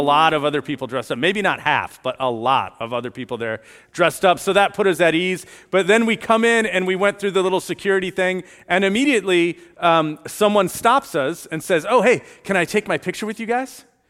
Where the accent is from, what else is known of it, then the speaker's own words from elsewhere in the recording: Chicago, Illinois, United States; also born or lived in Florida; now in Lake Mary, United States; I grew up in Chicago